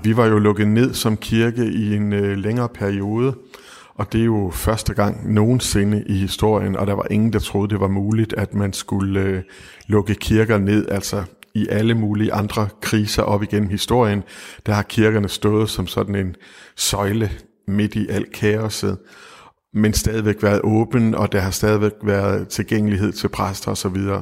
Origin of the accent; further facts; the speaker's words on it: West Jutland, Central Denmark Region, Denmark; moved away; da jeg var ung og boede i Vestjylland